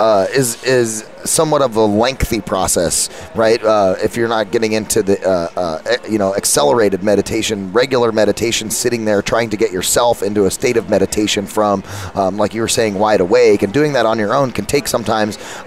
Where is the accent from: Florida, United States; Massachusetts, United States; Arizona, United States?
Arizona, United States; Phoenix; I'm not from Silicon Valley. I'm from Phoenix